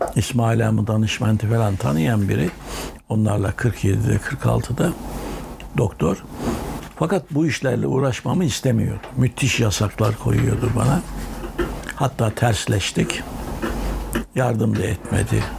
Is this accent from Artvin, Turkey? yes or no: no; Erzurum, Turkey; Ben 1943 23 Ekim'inde Erzurum'da doğmuşum